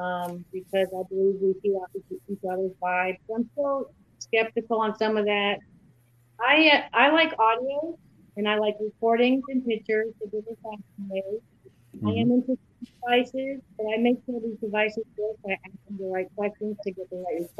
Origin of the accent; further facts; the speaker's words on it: Massachusetts, United States; moved away; I'm from Massachusetts.